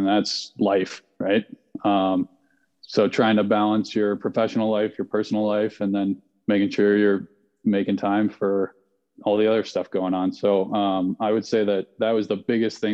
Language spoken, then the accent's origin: English; Vail, Colorado, United States; I grew up in Vail, Colorado